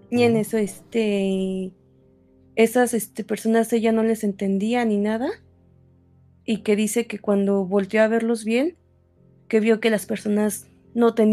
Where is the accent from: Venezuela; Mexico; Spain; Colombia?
Mexico; Sonora; born there; now in Mexico City, Mexico; yo nací en Sonora y actualmente vivo en el distrito.